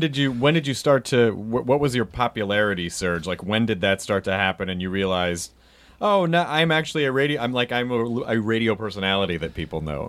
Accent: Memphis, Tennessee, United States; when I was growing up in Memphis, Tennessee

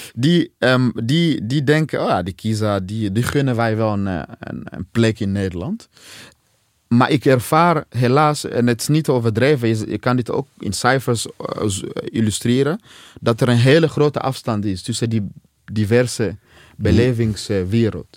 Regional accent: DR Congo; now in Netherlands; uit Congo zoals ik

